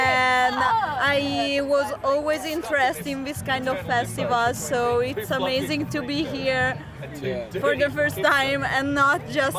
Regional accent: Bergamo, Lombardy, Italy; from Bergamo.

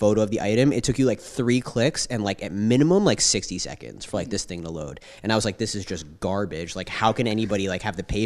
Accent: Long Island, New York, United States; moved away as an adult; also born or lived in San Francisco; now in New York, United States; I'm actually from Long Island and my parents and my brother and sister live here. So it was kind of a natural progression to move back here

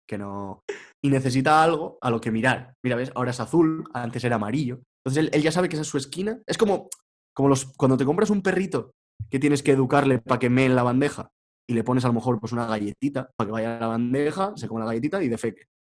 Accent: Extremadura, Spain; yo sigo aberronchado, aferrado a, mi tierra, a mi cobijo, a mi madriguera

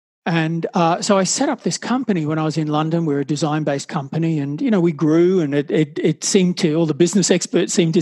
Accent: Brisbane, Queensland, Australia; moved away as an adult; also born or lived in Sydney; find myself moving from my hometown of Brisbane down to Sydney

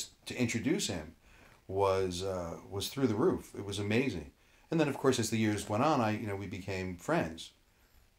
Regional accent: Hudson County, New Jersey, United States; I grew up in Hudson County in North Jersey

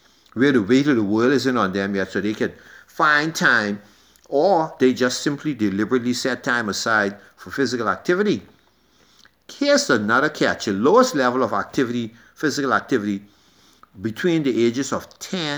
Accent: Nassau, New Providence, Bahamas; growing up in Yellow Elder

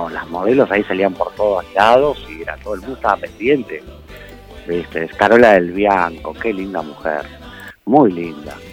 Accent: Rosario, Santa Fe, Argentina; accent: Rosario; hablo tipo rosarino pues soy de Rosario.

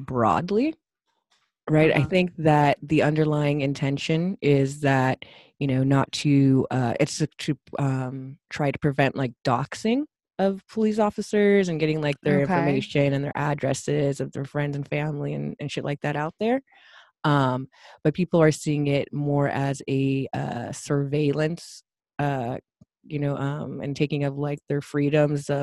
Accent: United States; as an American

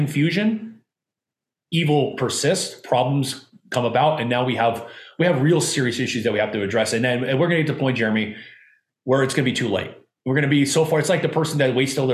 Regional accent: Southern California, United States; I grew up in Southern California.

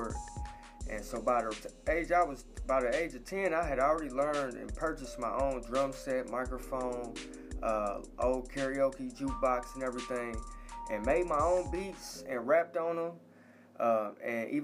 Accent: Indianapolis, Indiana, United States; now in Atlanta, United States; I was born and raised in Indianapolis, Indiana

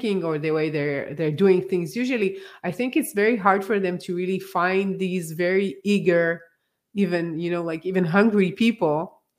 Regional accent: Israel; I come from Israel

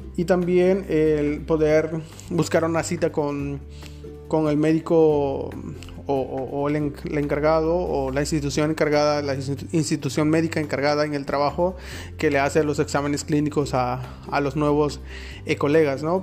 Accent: Mexico; now in Berlin, Germany; Enfermero Mexicano en Alemania

